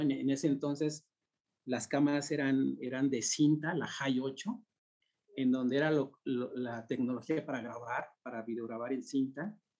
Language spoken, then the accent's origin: Spanish; Mexico City, Mexico; yo crecí en el Ajusco